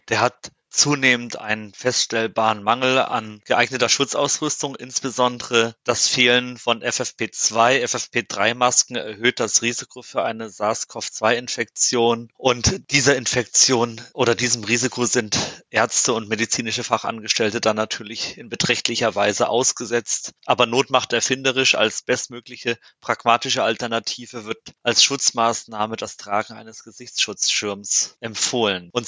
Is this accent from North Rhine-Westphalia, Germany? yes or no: no; Hesse, Germany; ja, ich bin Hesse.